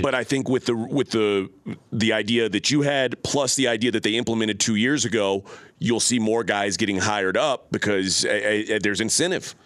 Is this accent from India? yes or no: no; Texas, United States; I was born and raised in Texas